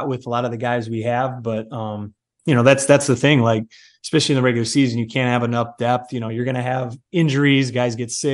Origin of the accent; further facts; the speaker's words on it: Cleveland, Ohio, United States; I'm from Cleveland